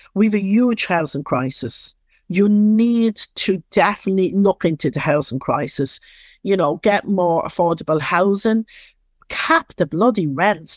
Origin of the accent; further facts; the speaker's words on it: Dublin, Leinster, Ireland; accent: Dublin; I'm from Dublin